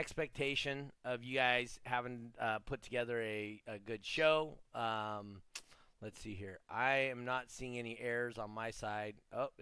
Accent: California, United States; I live in California. I was born in California

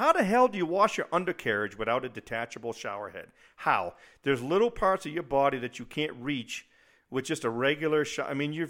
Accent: New England, United States; also born or lived in Germany; I grew up in New England where, you know, we always used to say, oh, if you don't like the weather, just wait 5 minutes and it'll change.

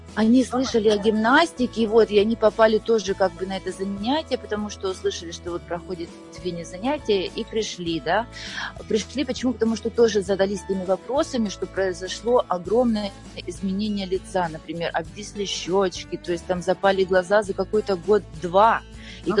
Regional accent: Ukraine; moved away as an adult; now in Austria; Я родилась в Украине

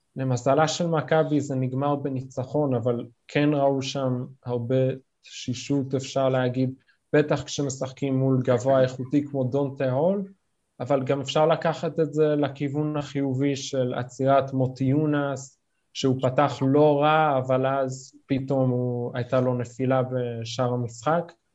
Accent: New York, United States; now in Israel; נולדתי בארצות הברית, בניו יורק, עלינו לארץ כמובן

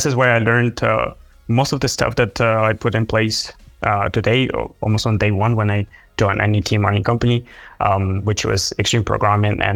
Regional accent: Ukraine; moved away; I'm originally from Ukraine

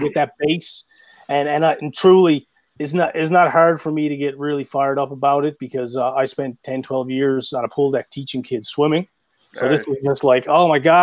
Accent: St. John's, Newfoundland and Labrador, Canada; moved away as an adult; now in Grand Falls, Canada; I'm actually from St. John's, and we moved to Grand Falls about eight years ago or so.

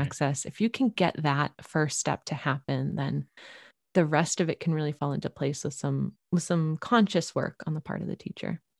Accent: Boston, Massachusetts, United States; now in Central Oregon, United States; I'm originally from the Boston area and moving out here to Oregon

